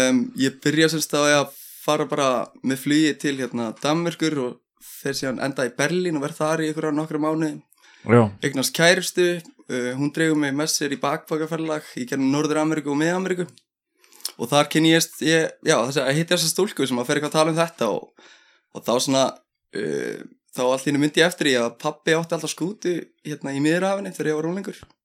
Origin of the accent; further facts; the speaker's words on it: Keflavík, Southern Peninsula, Iceland; also born or lived in Njarðvík; ég er enda fættur uppalinn allir í keflæk en ég flytti í Njárvíkunar